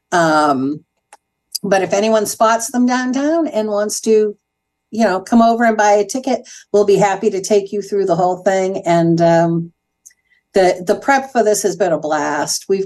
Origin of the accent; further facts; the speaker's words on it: New England, United States; now in Danville, United States; When I relocated 27 years ago from New England, one of my fears is that I wasn't going to have access to the kinds of things culturally that I had back east.